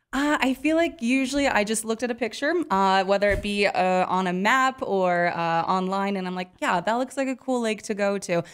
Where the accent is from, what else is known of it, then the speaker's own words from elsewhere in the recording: Montana, United States; now in Wyoming, United States; I grew up in Montana